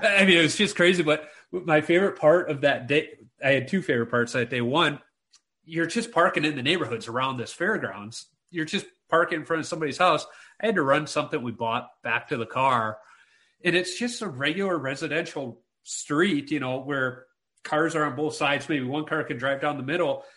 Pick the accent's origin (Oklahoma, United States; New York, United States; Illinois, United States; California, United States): Illinois, United States; Chicago; moved away as an adult; also born or lived in Minnesota; I'm this city slicker. I grew up in Chicago.